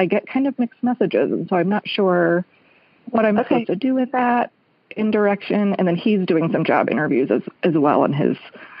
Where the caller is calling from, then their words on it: Denver, Colorado, United States; Yep, Denver, Colorado.